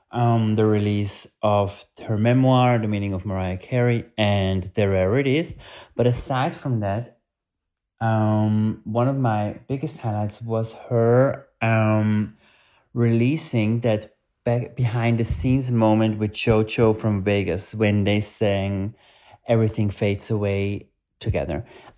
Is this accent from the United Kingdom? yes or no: no; Zurich, Switzerland; I am from Europe, from Zurich, Switzerland.